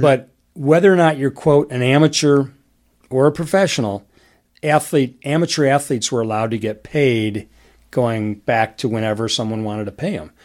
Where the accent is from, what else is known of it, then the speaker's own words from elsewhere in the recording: Detroit, Michigan, United States; I grew up in Detroit